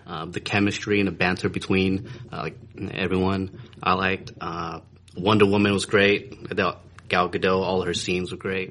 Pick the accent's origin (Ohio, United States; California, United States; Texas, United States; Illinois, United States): California, United States; I'm from California. I'm out here uh, for work